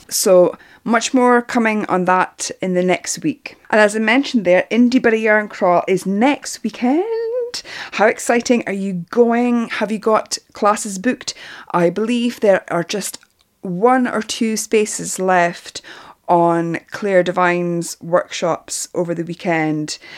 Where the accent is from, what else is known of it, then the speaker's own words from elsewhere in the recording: Northern Ireland, United Kingdom; now in Glasgow, United Kingdom; I live in Glasgow, but I'm actually Northern Irish. I won't do my Northern Ireland accent.